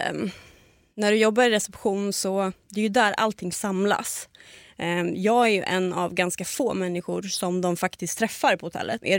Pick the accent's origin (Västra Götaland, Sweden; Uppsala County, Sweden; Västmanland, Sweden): Uppsala County, Sweden; Uppsala; now in Stockholm, Sweden; Nej jag är 29 år. Ah? Jag kom från Uppsala